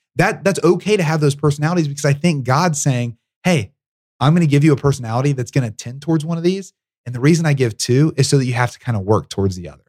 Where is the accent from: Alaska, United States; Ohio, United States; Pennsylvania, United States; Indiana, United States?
Ohio, United States; Southern; my upbringing, which was really unique. So I'm from Southern Ohio